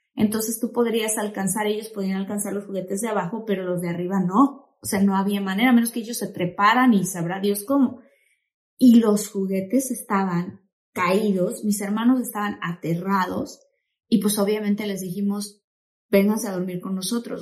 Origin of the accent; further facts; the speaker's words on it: Tabasco, Mexico; nosotros que crecimos en Tabasco, mis papás y mis hermanos y yo